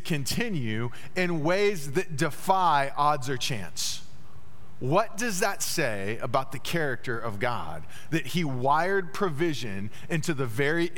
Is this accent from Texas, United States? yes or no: yes; Dallas, Texas, United States; moved away; also born or lived in Terre Haute, Indiana; growing up in Dallas